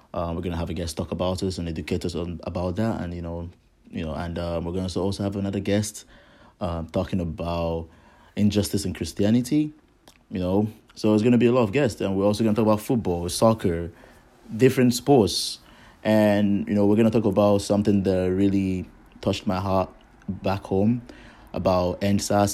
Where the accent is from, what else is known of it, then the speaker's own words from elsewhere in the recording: Nigeria; I am from Nigeria.